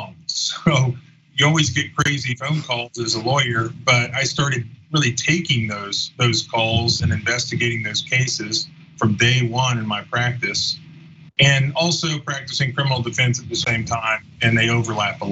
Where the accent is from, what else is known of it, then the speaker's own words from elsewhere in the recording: Florida, United States; I grew up in Florida